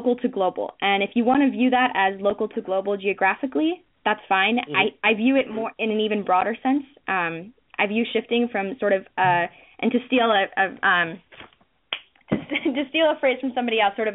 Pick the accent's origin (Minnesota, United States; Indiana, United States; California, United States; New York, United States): Minnesota, United States; moved away; I'm from Minnesota originally